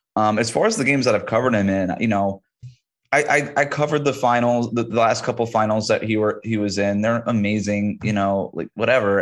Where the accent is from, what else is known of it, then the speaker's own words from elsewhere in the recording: East Coast, United States; moved away; also born or lived in Florida; growing up on the East Coast